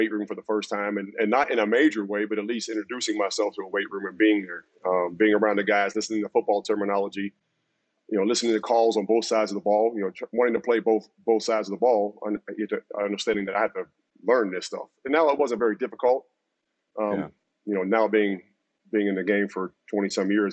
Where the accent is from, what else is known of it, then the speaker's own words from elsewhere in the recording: Pittsburgh, Pennsylvania, United States; moved away as an adult; also born or lived in Miami; I grew up in Pittsburgh